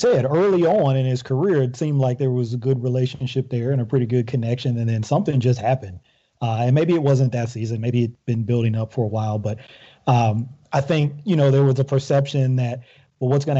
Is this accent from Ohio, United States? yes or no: yes; Ohio, United States; moved away; also born or lived in Maryland; I'm from Ohio, come from a family of Browns fans